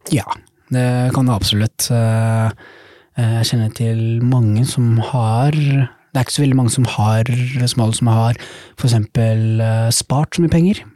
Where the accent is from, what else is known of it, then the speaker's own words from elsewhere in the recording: Tønsberg, Vestfold, Norway; also born or lived in Somalia; now in Oslo, Norway; kommer jeg fra Tønsberg, da, men er født i Somalia